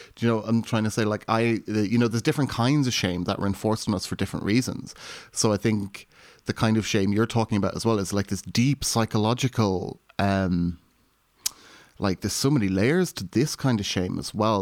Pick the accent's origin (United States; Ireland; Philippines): Ireland; now in United Kingdom; being raised Irish Catholic in rural Ireland and then coming to the U K